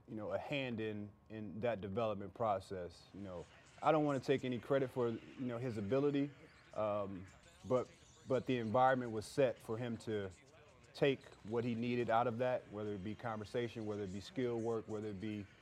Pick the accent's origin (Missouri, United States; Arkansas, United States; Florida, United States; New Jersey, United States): Missouri, United States; St. Louis; we're from St. Louis